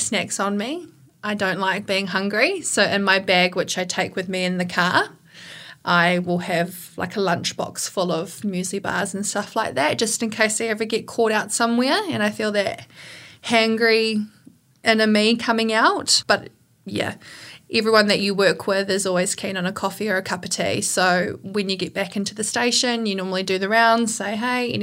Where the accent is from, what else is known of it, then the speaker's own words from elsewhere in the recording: Masterton, Wellington, New Zealand; I grew up in Masterton.